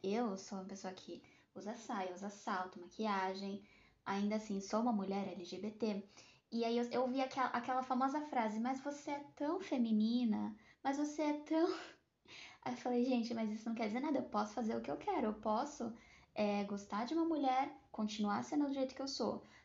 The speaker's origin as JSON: {"language": "Portuguese", "town": "Santos", "region": "São Paulo", "country": "Brazil", "tie": "born or raised there", "said": "eu sou natural de Santos"}